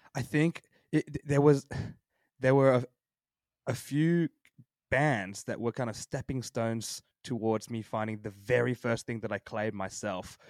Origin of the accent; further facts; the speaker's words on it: Sydney, New South Wales, Australia; I was born and raised in Sydney my whole life